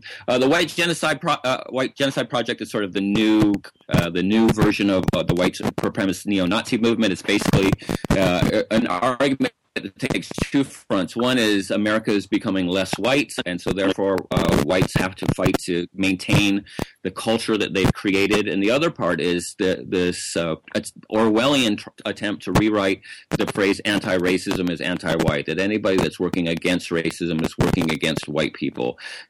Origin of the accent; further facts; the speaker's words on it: the South, United States; including the people that I grew up in the South, have this sort of guilt associated with slavery and oppression